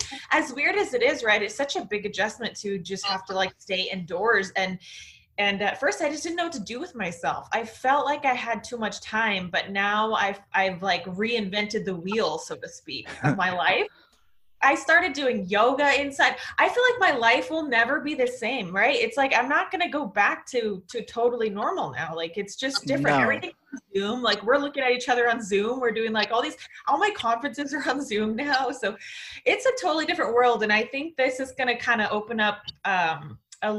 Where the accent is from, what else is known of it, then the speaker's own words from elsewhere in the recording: Pacific Northwest, Washington, United States; moved away as an adult; now in Singapore; I'm from Washington. I'm from the right. Pacific Northwest. I grew up on 5 acres